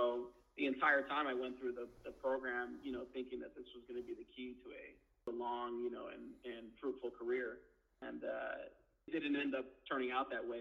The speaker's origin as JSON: {"language": "English", "area": "Northern LA County", "region": "California", "country": "United States", "tie": "born or raised there", "also_born_or_lived": "East Los Angeles, California", "said": "my parents moved up to Northern LA County when I was a little younger"}